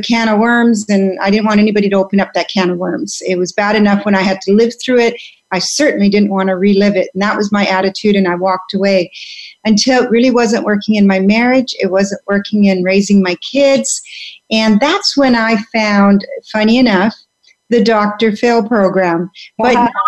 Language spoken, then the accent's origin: English; Vancouver, British Columbia, Canada; also born or lived in Belgium; I was born in Belgium, but I grew up in Canada, Vancouver